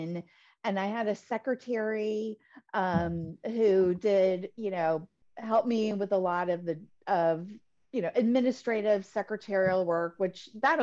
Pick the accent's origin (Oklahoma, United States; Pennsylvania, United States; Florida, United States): Florida, United States; Tampa; also born or lived in East Lansing, Michigan; now in Naples, United States; I'm originally from East Lansing, Michigan, the home of the Michigan State University Spartans. Right. And my grandfather was, he grew up on a farm in Michigan. And I grew up in Tampa, Florida. My family moved when I was in grade school